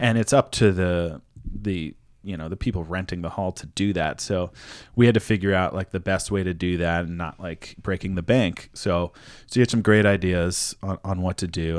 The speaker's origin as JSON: {"language": "English", "region": "East Coast", "country": "United States", "also_born_or_lived": "New York", "moved": "yes", "said": "I'm from the East Coast"}